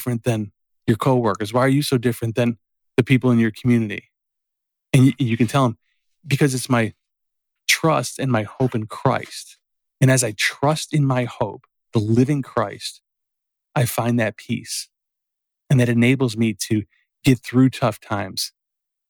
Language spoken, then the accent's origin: English; Berwyn, United States; growing up in Berwyn